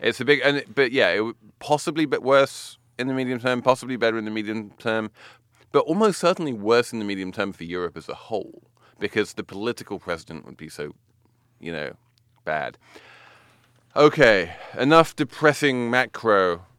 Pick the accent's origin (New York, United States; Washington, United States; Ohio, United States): New York, United States; I'm a New Yorker